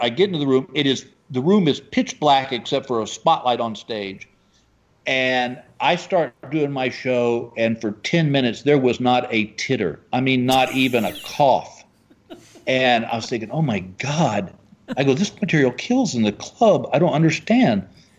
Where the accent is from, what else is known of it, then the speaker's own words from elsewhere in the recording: Texas, United States; dude, I'm from Texas.